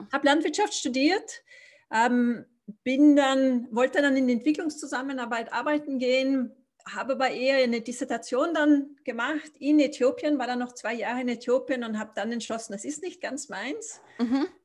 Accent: Austria; also born or lived in Africa; Zu mir, also ich bin Österreicher, bin schon in Österreich geboren, aber ich habe einen etwas bewegten Hintergrund, nachdem ich in Afrika aufgewachsen bin.

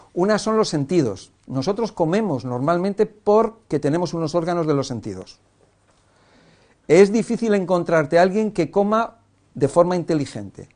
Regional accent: Cantabria, Spain; Yo soy de pueblo, de Cantabria

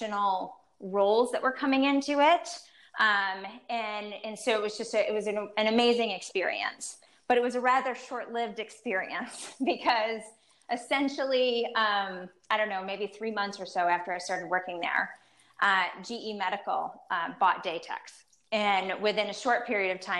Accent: East Coast, United States; now in Chicago, United States; I'm originally from the East Coast, and here I'm in the Midwest.

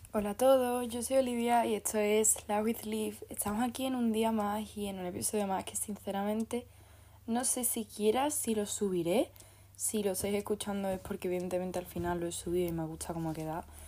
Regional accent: Andalusia, Spain; soy andaluza

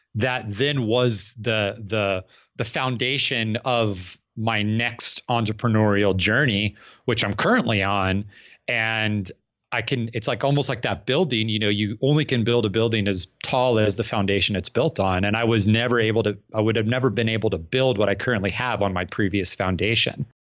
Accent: Phoenix, Arizona, United States; I'm from Phoenix, Arizona

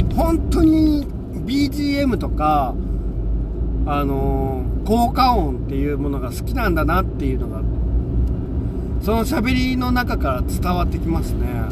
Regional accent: Seto Inland Sea area, Japan; moved away; also born or lived in Kansai; 僕はあの、基本的に瀬戸内海出身なので、味付けが薄いんです。あのー、薄味で育ったんですよ。

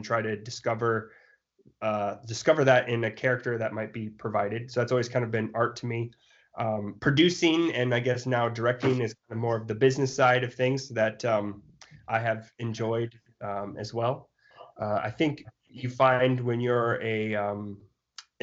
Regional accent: South Dakota, United States; I grew up in South Dakota.

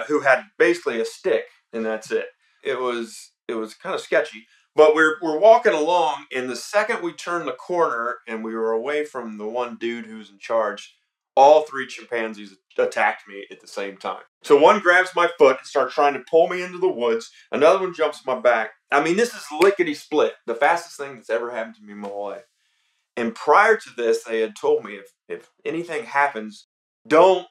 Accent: Atlanta, Georgia, United States; I was born and raised here in Atlanta, Georgia

